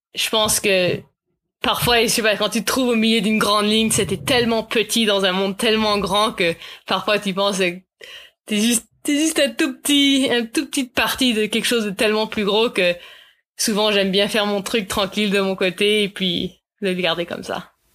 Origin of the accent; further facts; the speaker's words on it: Nelson, British Columbia, Canada; also born or lived in Vancouver; J'ai grandi à Nelson, mais je suis repartie à Vancouver pour le patin originalement